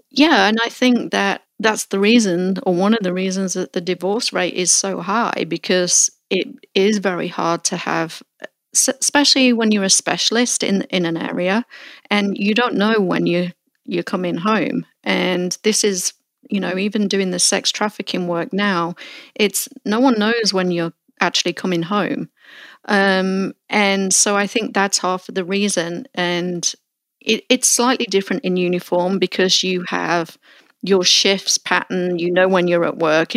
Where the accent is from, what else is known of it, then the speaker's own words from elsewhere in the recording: Melton Mowbray, East Midlands, United Kingdom; moved away; I revisit my hometown of Mount Mowbray